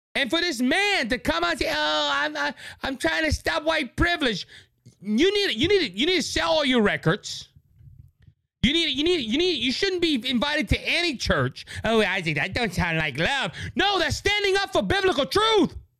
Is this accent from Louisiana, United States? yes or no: yes; Louisiana, United States; Louisiana, my home state